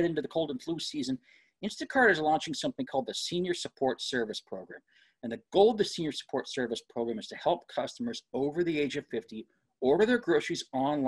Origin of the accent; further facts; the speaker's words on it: Northeast, United States; I'm from the Northeast.